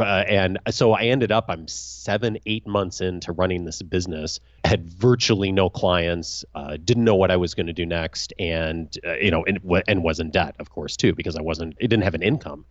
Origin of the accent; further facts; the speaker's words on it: Naperville, Illinois, United States; moved away as an adult; now in California, United States; I grew up outside of Chicago, a town called Naperville